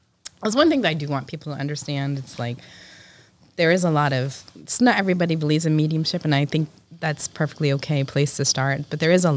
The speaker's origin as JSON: {"language": "English", "town": "New Bedford", "region": "Massachusetts", "country": "United States", "said": "I'm from New Bedford"}